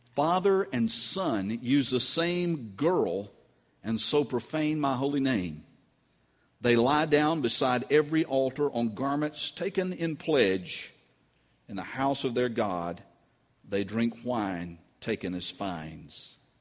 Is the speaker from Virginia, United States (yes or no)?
no; North Carolina, United States; moved away as an adult; we originally moved back to North Carolina after Nancy and I had gone to seminary and got back, uh, I knew the roads pretty well because we were only seven miles from my hometown.